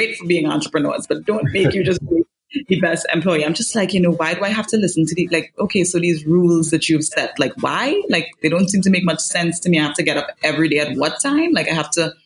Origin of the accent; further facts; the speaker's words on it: Diego Martin and St. James, Trinidad & Tobago; I grew up in West Trinidad in Diego Martin and St. James